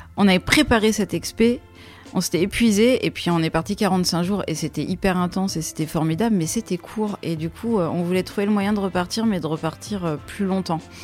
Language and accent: French; France; On est français